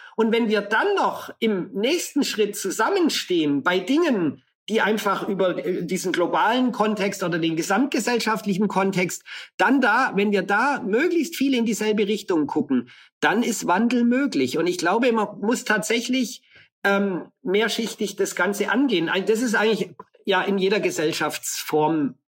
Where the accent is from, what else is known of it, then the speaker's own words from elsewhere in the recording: Allgäu, Bavaria, Germany; now in Brazil; In der Kindheit ist man aufgewachsen im Allgäu.